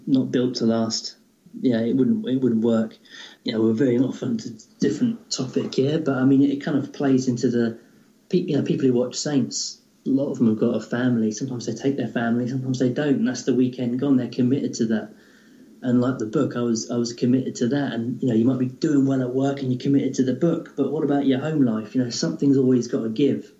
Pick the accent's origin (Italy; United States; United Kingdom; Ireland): United Kingdom; England; being typically English